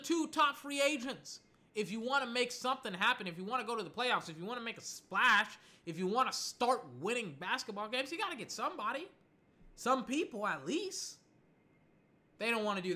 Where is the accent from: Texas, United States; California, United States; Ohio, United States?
Texas, United States; I'm from Texas